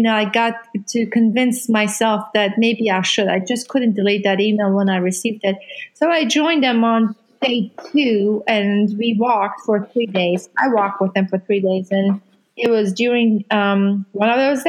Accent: Iran; now in Louisville, United States; I am from Iran, and I am a Muslim

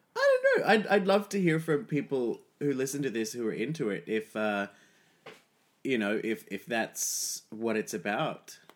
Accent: Australia; I'm Australian

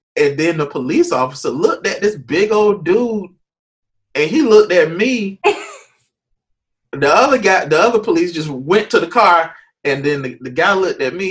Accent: Jacksonville, Florida, United States; moved away as an adult; also born or lived in Nashville; born, raised Jacksonville. Um, saved in Jacksonville, high school, middle school, everything.

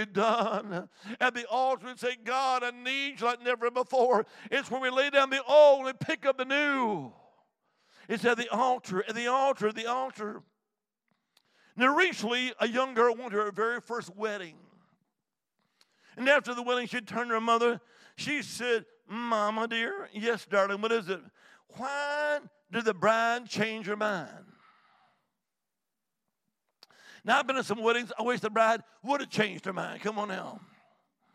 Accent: Alabama, United States; also born or lived in Montgomery, Alabama; now in Salem, United States; I'm originally from the Holy Land, Alabama.

